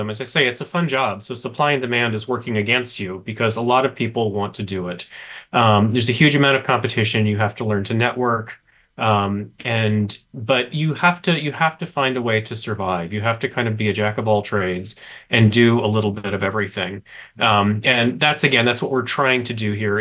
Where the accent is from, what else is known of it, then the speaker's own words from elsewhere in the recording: Memphis, Tennessee, United States; I grew up reading in Memphis, Tennessee